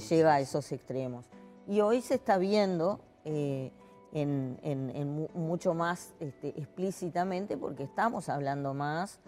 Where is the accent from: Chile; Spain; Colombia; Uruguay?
Uruguay; Somos el país de América Latina que estamos en el número uno en indicadores de democracia, institucionalidad